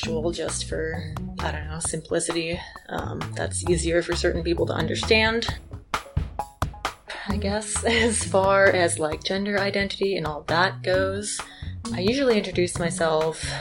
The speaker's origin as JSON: {"language": "English", "region": "Western Massachusetts", "country": "United States", "tie": "born or raised there", "also_born_or_lived": "Wyoming", "moved": "as an adult", "lives_now": "Moab, United States", "said": "I grew up in Western Massachusetts"}